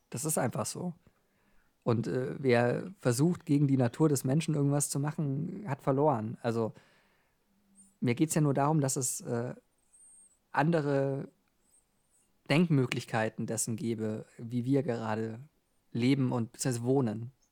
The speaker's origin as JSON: {"language": "German", "country": "Switzerland", "said": "Also ähm, wenn ich äh, als Schweizer einfach Geld habe, habe ich ja Geld."}